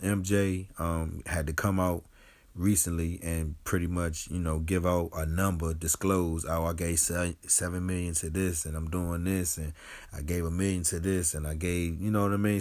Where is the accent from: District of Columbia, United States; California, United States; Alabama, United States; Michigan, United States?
District of Columbia, United States; Washington; moved away as an adult; also born or lived in Delaware; now in District Heights, United States; I grew up in Southeast. I went to Delaware State, and now I'm living in the District Heights area of Maryland